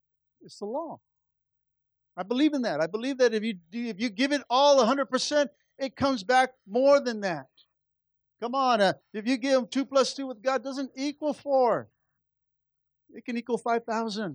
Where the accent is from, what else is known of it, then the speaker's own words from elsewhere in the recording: Los Angeles, California, United States; Really East LA.